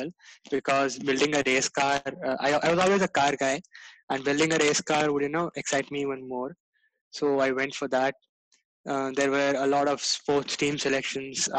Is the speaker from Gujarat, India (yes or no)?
yes; Gujarat, India; I'm a third year mechanical engineering student at NITK, and I am from Gujarat